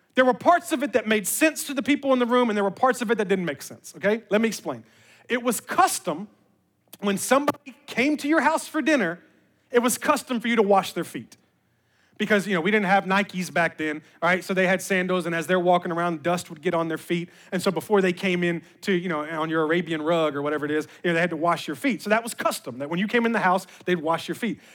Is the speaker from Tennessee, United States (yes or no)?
yes; Memphis, Tennessee, United States; moved away; I was born and raised in Memphis, Tennessee